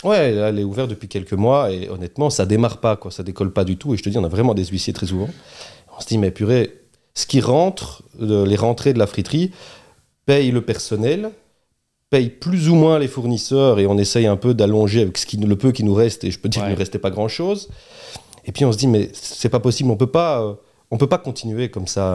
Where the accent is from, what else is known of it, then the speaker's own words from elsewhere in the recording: Charleroi, Wallonia, Belgium; also born or lived in Beaumont / Fleurus / Brussels; on est Carolo